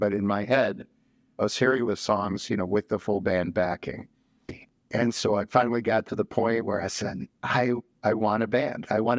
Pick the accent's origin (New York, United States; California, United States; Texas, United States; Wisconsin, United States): Wisconsin, United States; rural; also born or lived in Mexico / Milwaukee, Wisconsin; So I was born in Mexico, immigrated when I was 5. Okay. And we came to rural Wisconsin, partly because neither of my parents really liked being in a city.